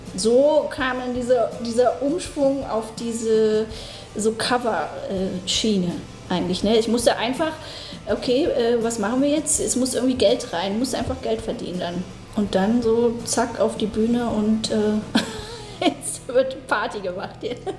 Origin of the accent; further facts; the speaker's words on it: Berlin, Germany; Also geboren in äh, Lichtenberg und dann habe ich erstmal äh, die ersten sechs Jahre in Marzahn im Hochhaus.